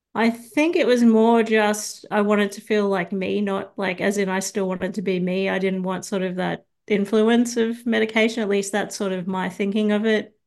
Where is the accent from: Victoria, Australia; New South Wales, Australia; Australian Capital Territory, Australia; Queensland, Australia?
New South Wales, Australia; Sydney; now in Brisbane, Australia; originally, I'm from Sydney, but I moved to, uh, Brisbane about thirteen years ago